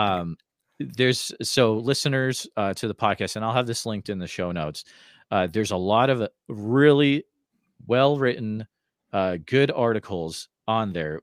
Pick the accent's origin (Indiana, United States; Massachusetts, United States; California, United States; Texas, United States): Massachusetts, United States; Northfield; moved away; I grew up in Northfield